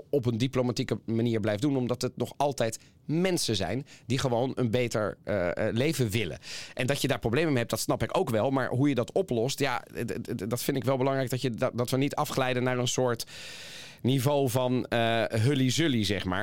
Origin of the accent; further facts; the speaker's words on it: Italy; moved away; Ja, en dat kan ik mezelf ook als Italiaan in het buitenland ook nog heel goed herinneren.